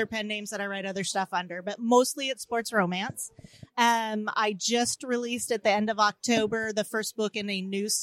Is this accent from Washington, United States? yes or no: yes; Auburn, Washington, United States; now in Federal Way, United States; I was born and raised in Auburn. I currently live in Federal Way